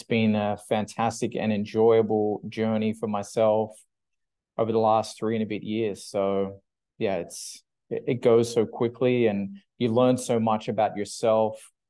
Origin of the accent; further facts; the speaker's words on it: Australia; moved away as an adult; also born or lived in United Kingdom; now in Vancouver, Canada; I'm originally from Australia